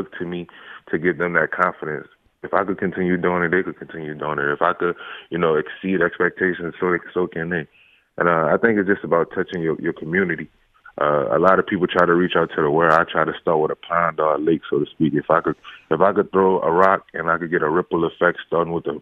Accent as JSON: {"language": "English", "town": "New Orleans", "region": "Louisiana", "country": "United States", "said": "I'm from New Orleans, so competition is a huge thing out here."}